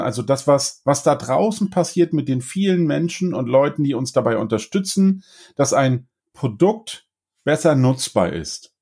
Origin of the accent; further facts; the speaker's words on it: Northern Germany, Germany; ich bin Norddeutscher